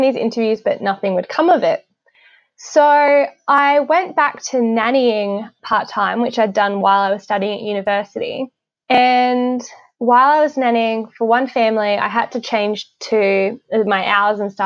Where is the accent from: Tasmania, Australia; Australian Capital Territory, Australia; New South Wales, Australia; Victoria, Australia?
Tasmania, Australia; Hobart; accent: Australian; moved away as an adult; also born or lived in Brisbane, Queensland; now in Northern Virginia, United States; I was born and raised in Hobart, Tasmania